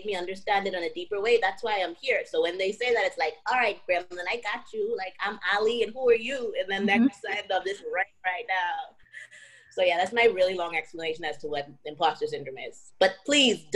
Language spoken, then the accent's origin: English; Bahamas; moved away as an adult; I came from the Bahamas, you know, the Bahamas is black and white